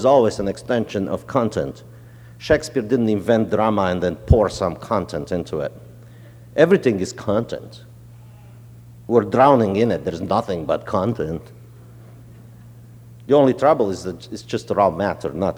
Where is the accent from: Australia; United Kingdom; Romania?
Romania; moved away; also born or lived in New Orleans, United States; I grew up in Romania